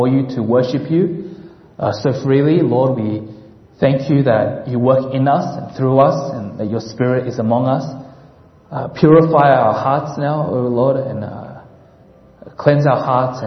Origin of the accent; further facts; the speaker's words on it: Australia; moved away as an adult; now in Menlo Park, United States; I'm originally from Australia, and I've migrated over here to serve at the Home of Christ